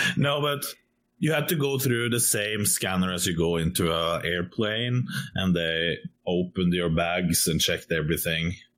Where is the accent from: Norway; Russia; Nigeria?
Norway; I'm from Norway.